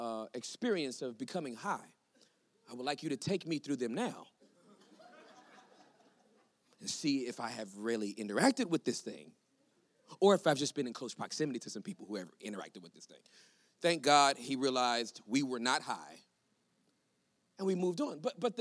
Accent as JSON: {"language": "English", "region": "California", "country": "United States", "tie": "born or raised there", "said": "I was born and raised in California"}